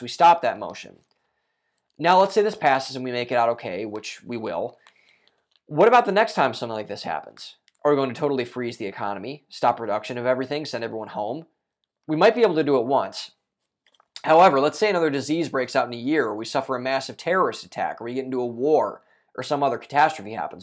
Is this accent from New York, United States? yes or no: no; Ohio, United States; Ohio Governor Mike DeWine, my home state governor